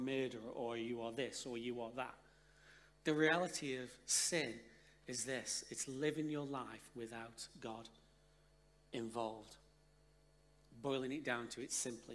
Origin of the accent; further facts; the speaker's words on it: Stoke-on-Trent, West Midlands, United Kingdom; moved away; We're originally from Stoke-on-Trent